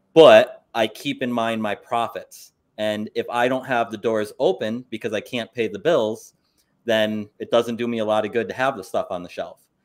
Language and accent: English; Saranac Lake, New York, United States; I'm from Saranac Lake, and one of our big tourist things that we have is we have a winter carnival